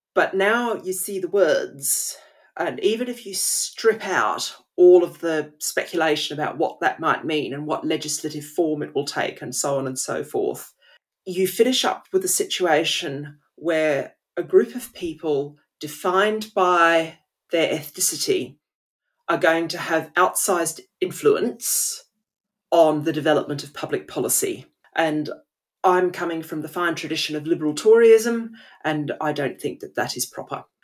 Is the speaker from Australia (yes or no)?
yes; Australia; moved away as an adult; now in England, United Kingdom; growing up in Australia, even though I don't live there now